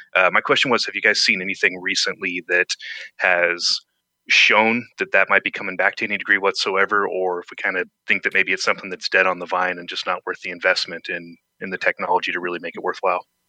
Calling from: Eugene, Oregon, United States; I'm calling from Eugene, Oregon here

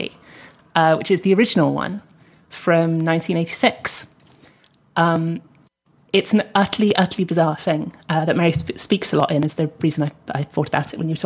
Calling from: United Kingdom; from the UK.

